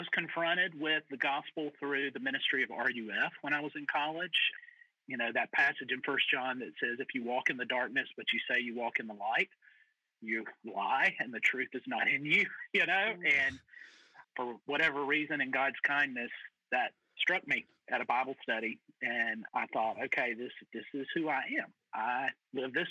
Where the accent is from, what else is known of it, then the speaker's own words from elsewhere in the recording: Mississippi, United States; moved away as an adult; also born or lived in Atlanta, Georgia; now in St. Louis, United States; My first pastorate was actually back in Mississippi